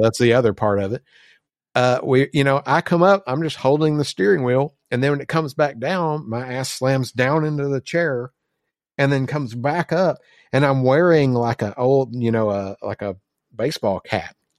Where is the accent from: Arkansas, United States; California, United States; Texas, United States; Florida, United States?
Arkansas, United States; we're from Rice Field, Arkansas